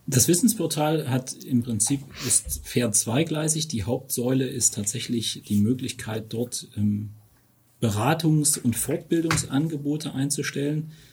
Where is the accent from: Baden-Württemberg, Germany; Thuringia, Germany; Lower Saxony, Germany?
Thuringia, Germany; Erfurt; moved away as an adult; now in Taunusstein, Germany; kein gebürtiger Hesse, sondern stamme aus Thüringen, aus Erfurt. Ähm, das, das lässt sich auch sprachlich nicht verstecken.